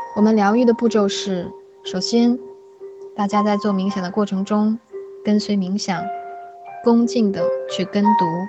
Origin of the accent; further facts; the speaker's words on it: China; 我们中国人表达情绪和表达情感的方式很内敛